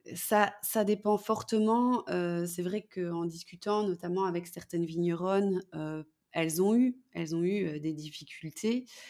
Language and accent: French; Belgium; je suis belge